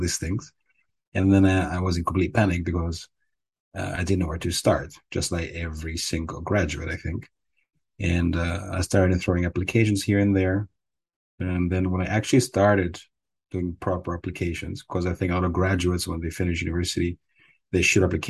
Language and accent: English; Cyprus; moved away as an adult; now in Netherlands; I grew up in Cyprus. So I was there for around, most of my life, for 20 or so years